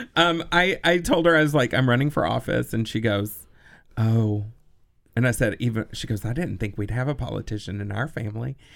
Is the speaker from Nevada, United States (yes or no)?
no; Texas, United States; also born or lived in Los Angeles, United States; now in Madison, United States; growing up in Texas in the seventies